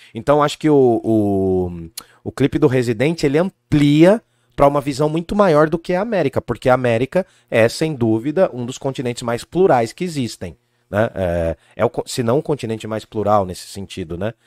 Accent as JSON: {"language": "Portuguese", "country": "Brazil", "said": "Tem sangue negro e indígena porque eu sou brasileiro"}